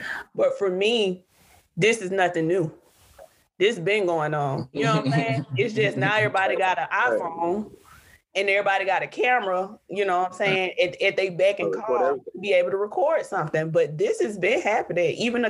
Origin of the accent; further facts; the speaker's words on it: the South, United States; also born or lived in Georgia; the South is all I know. I'm from the South. My great-grandmother, my grandmother, my grandfathers, my father, my mother, everybody's from the South.